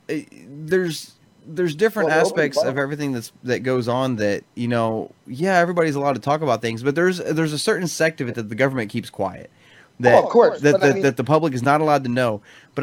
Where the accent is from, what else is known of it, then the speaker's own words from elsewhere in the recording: United States; I'm American